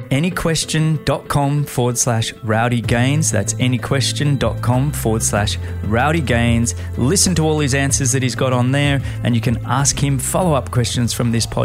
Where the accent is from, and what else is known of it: Australia